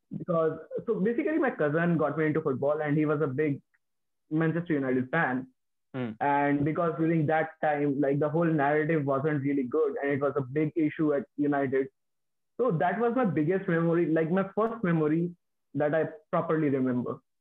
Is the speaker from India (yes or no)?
yes; near Delhi, northern India, India; moved away; I belong to the northern India, like my hometown is in northern India, and it's near the capital.